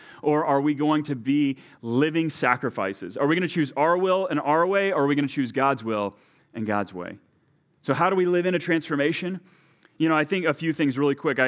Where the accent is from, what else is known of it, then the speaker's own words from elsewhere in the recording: Texas, United States; now in Delano, United States; my home country of Texas